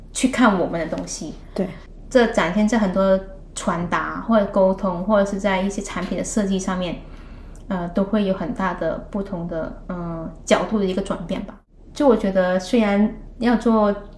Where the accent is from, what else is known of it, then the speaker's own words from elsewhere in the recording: Guangdong, China; moved away as an adult; also born or lived in Hong Kong; now in Netherlands; 作为一个广东人